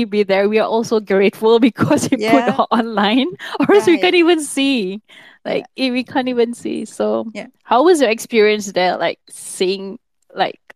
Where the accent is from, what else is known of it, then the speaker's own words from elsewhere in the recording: Philippines; We are from Philippines